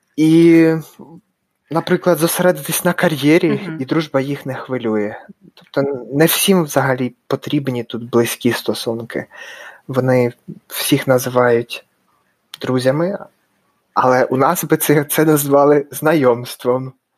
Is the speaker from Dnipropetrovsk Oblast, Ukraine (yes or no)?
yes; Dnipro, Dnipropetrovsk Oblast, Ukraine; moved away as an adult; also born or lived in Raleigh, North Carolina, United States; now in Salt Lake City, United States; я з Дніпра, з України і живу в США, в штаті Юта, місто Солт Лейк Сіті